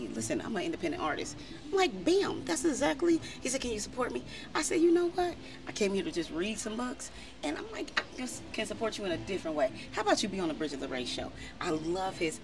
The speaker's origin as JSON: {"language": "English", "town": "Dayton", "region": "Ohio", "country": "United States", "said": "I'm from Dayton, Ohio."}